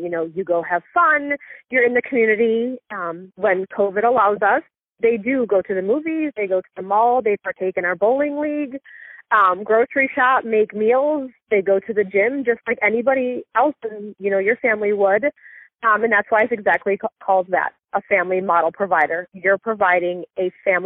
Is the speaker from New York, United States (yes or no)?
yes; Niagara Falls, New York, United States; now in Nashville, United States; I'm originally from Niagara Falls, New York, right outside Buffalo